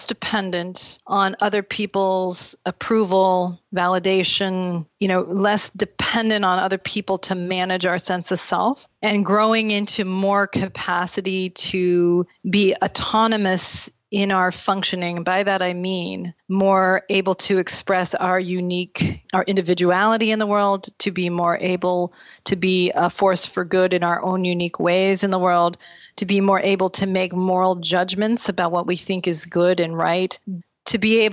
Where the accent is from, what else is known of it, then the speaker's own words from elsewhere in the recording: Burlington, Vermont, United States; also born or lived in Chicago area; now in Chicago, United States; I grew up in Burlington, Vermont in a large Mormon family